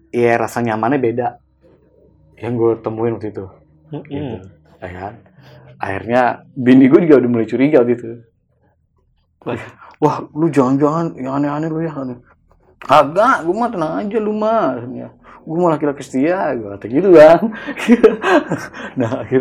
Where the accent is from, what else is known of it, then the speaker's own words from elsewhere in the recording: Pandeglang, Banten, Indonesia; karena kan gue orang asli Pandeglang bang